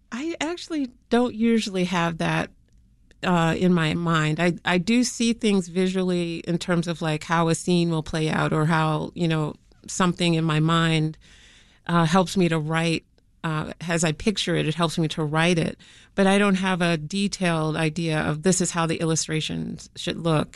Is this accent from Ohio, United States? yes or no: no; Chicago, Illinois, United States; growing up on the South Side of Chicago